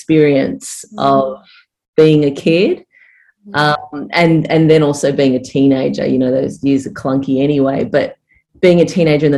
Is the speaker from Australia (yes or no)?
yes; Frankston, Victoria, Australia; now in Torquay, Australia; I was actually born in Frankston, and I was raised down in Franger